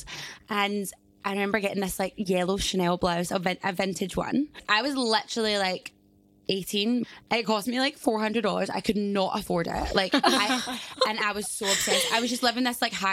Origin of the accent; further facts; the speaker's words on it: Glasgow, Scotland, United Kingdom; moved away as an adult; now in Australia; I'm from Glasgow. And Scotland